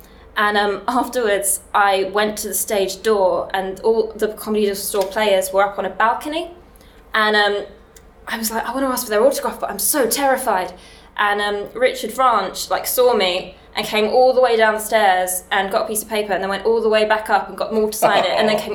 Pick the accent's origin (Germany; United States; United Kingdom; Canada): United Kingdom; London; now in Nottingham, United Kingdom; I am from Nottingham, but I am from London originally